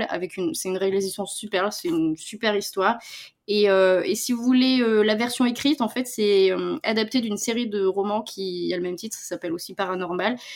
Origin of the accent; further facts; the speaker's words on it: Spain; accent: Spanish; comme moi, j'ai un accent espagnol, quoi.